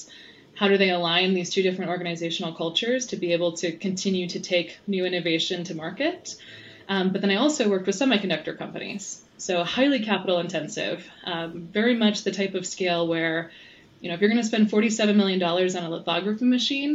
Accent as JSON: {"language": "English", "region": "Iowa", "country": "United States", "tie": "born or raised there", "moved": "yes", "lives_now": "Louisville, Colorado, United States", "said": "a kid growing up in Iowa."}